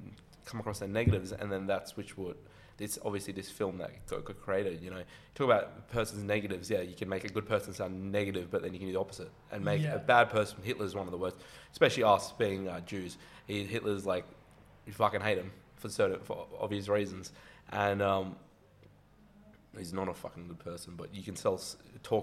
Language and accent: English; Sydney, New South Wales, Australia; I went to Waverley College, which is one of the biggest Catholic schools in Sydney